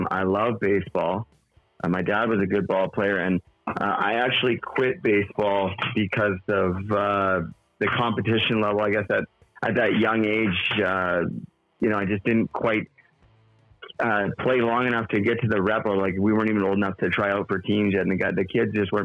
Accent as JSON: {"language": "English", "country": "Canada", "tie": "born or raised there", "said": "I grew up and in Canada"}